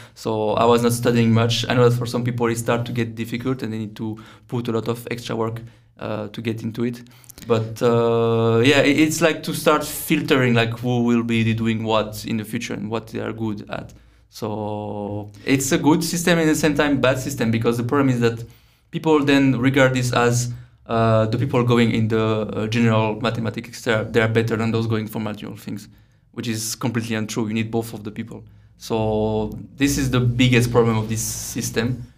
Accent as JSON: {"language": "English", "area": "near Lyon", "region": "Auvergne-Rhône-Alpes", "country": "France", "also_born_or_lived": "Brno, Czechia", "moved": "as an adult", "lives_now": "Prague, Czechia", "said": "around Lyon, about 40, 45 minutes from Lyon by car"}